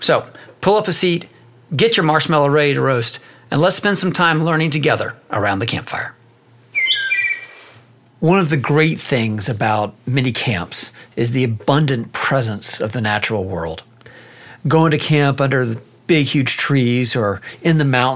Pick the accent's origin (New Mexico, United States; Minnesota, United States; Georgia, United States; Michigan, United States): Georgia, United States; Athens; Kat and I grew up together in Athens, Georgia